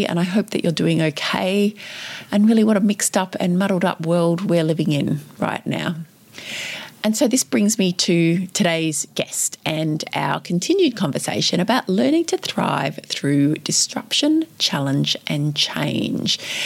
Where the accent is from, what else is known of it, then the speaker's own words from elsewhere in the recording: Victoria, Australia; here in my home state of Victoria